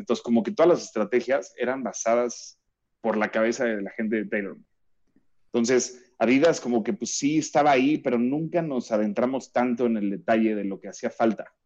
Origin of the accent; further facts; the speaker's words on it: Cuernavaca, Morelos, Mexico; yo crecí en Cuernavaca eh, y en, San Gaspar, o sea, nos fuimos a vivir ahí desde, yo tenía desde tres años más o menos